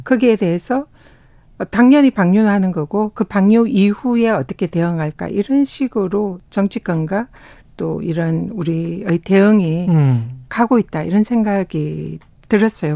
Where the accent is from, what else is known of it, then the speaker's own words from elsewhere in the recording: South Korea; also born or lived in Tongyeong / Busan; 저는 뭐 통영과 부산에서 태어나고 자라서 바다의 딸이다